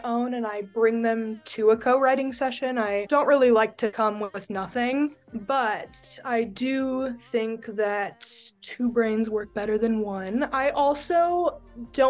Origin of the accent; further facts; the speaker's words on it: Reno, Nevada, United States; I'm from Reno